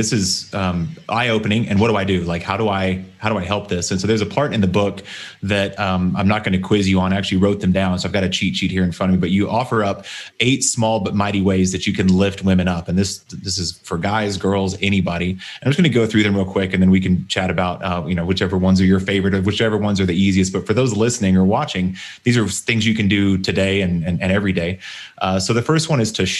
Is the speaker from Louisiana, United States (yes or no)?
no; Texas, United States; I was raised in Texas